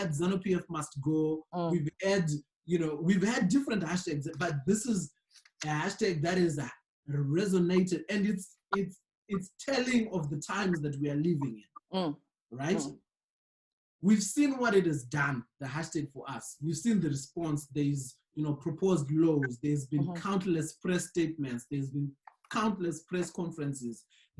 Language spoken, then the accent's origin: English; Zimbabwe; moved away